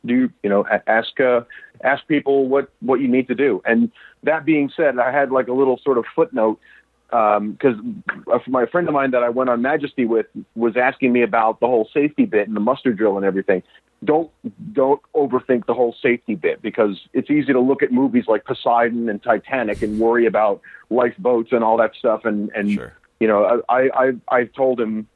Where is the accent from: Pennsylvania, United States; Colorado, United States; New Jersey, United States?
New Jersey, United States; now in Austin, United States; I'm from New Jersey, but I live in Austin, Texas